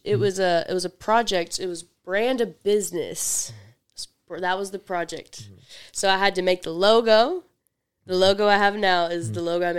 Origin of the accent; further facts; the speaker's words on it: Mississippi, United States; I'm from Memphis, mm-hmm. but I'm from the suburbs. I'm from the suburbs of Mississippi.